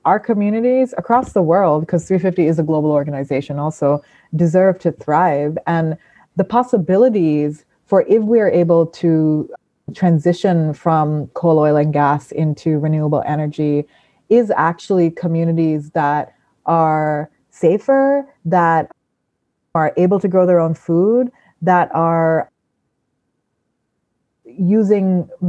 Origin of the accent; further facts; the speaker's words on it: Sri Lanka; moved away as an adult; also born or lived in Thailand; now in United States; So I came to the US when I was 18 for university. I'm from Sri Lanka and Thailand. I sort of grew up between those two places